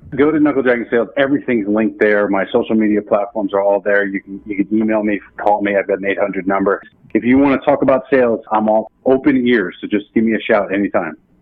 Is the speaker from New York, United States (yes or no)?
no; New Jersey, United States; I'm from New Jersey